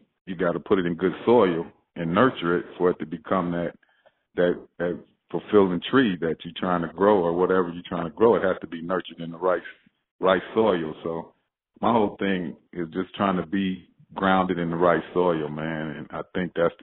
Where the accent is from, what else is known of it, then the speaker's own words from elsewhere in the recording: Monrovia, California, United States; I grew up in Monrovia, man. It's gangs, it's drugs, all that was involved in my city